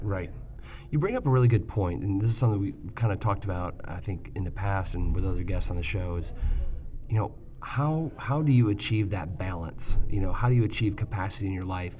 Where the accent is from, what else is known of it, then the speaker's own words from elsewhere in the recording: Michigan, United States; I grew up in Michigan, kind of Midwestern